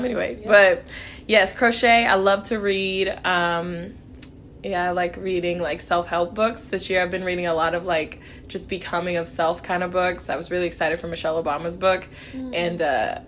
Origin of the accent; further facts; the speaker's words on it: Kansas City, Missouri, United States; I'm from Kansas City, Missouri. I was born in Kansas City, Kansas